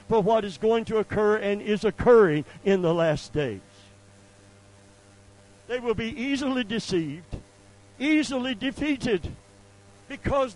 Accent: Seffner, Florida, United States; I lived right at the corner where the Hardee's is. That's where I grew up

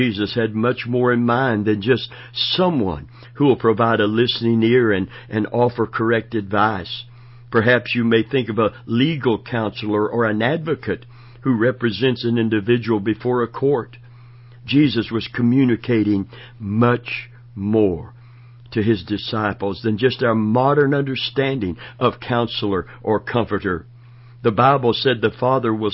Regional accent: Florida, United States; also born or lived in Kentucky; I was born in Kentucky, raised and from 14 months old in Florida

